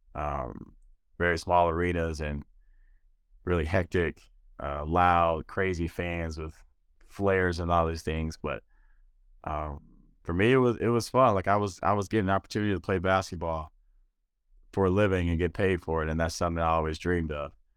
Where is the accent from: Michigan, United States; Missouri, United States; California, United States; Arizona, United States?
Michigan, United States; Detroit; moved away as an adult; also born or lived in Jerusalem / Germany; the Detroit Pistons, my hometown team, team I grew up watching